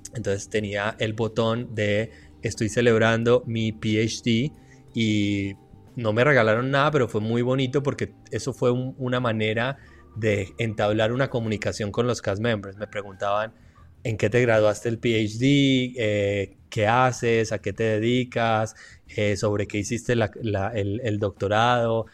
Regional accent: Colombia; chévere decimos en Colombia

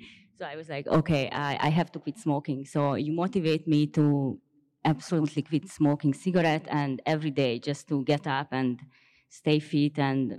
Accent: Hungary; So yeah, I'm from Hungary. I come here from Hungary to see you.

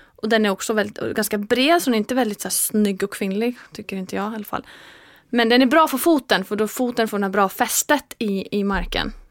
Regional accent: Iceland; Swedish is a second language; now in Sweden; när jag kommer hem till Island

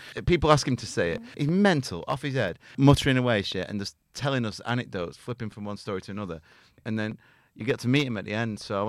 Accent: North West England, United Kingdom; I'm from a village in Lancashire.

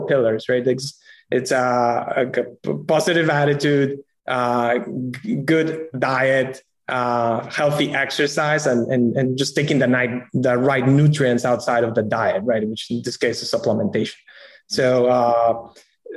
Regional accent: Peru; moved away as an adult; also born or lived in New York City; I'm originally from Peru

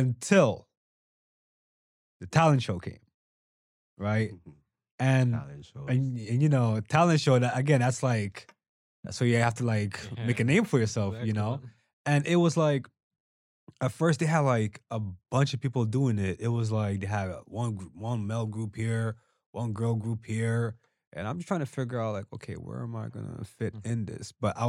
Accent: Angola; because I'm from Angola too, right?

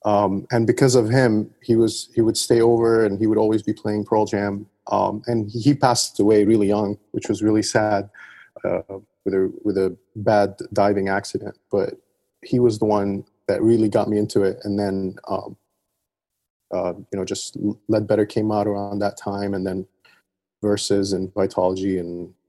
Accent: Dubai, United Arab Emirates; Yeah, Dubai. I grew up in Dubai. I've been all over the place.

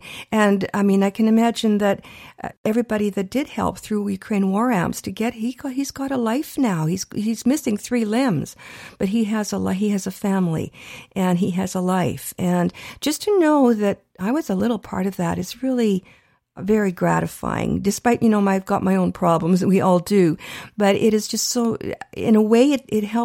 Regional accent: Canada; we're Canadian born

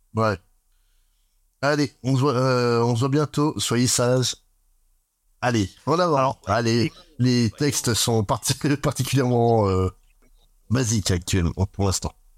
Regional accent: France; chez nous en France

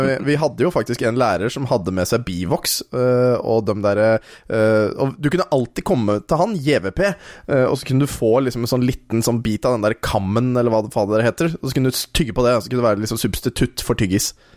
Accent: Våler, Norway; jeg er fra Våler

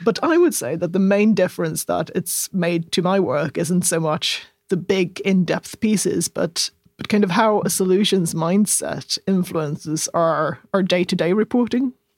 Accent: southern Sweden, Sweden; I'm such a southerner

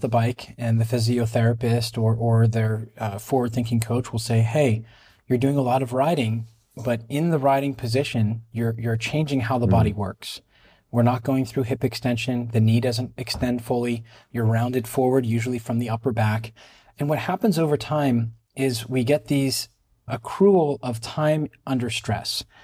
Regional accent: Pittsburgh, Pennsylvania, United States; moved away as an adult; now in Israel; I was born and raised in Pittsburgh, Pennsylvania.

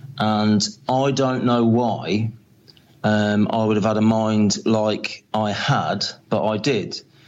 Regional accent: Coventry, West Midlands, United Kingdom; I was born in Coventry in 1973, and to a normal, you know, loving working class family

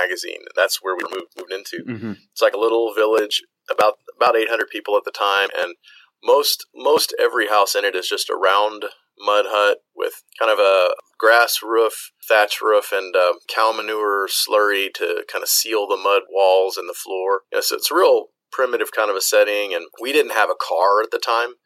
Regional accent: United States; moved away as an adult; all of the medical experience that I have is from growing up in the United States

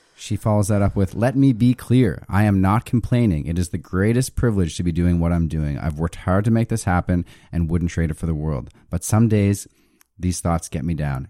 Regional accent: Halifax, Nova Scotia, Canada; I'm from Halifax

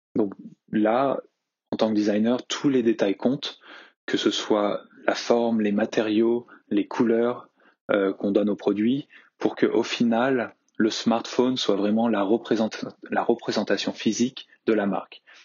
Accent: La Rochelle, Nouvelle-Aquitaine, France; also born or lived in Nantes; je, suis français, hein, j'ai grandi euh, sur la côte ouest aussi, à La Rochelle

